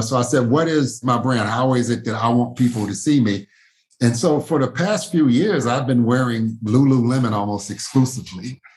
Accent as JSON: {"language": "English", "town": "Louisville", "region": "Kentucky", "country": "United States", "tie": "born or raised there", "said": "I grew up in Smoketown neighborhood here in Louisville"}